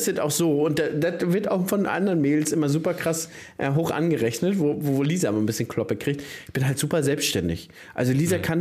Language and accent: German; Brandenburg, Germany; bei uns in Brandenburg sagt Was hast du denn anzubieten, ja, Digga?